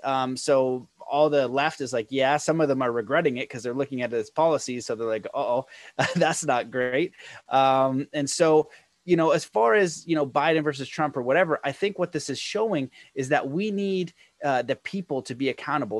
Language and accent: English; Canada; being a Canadian person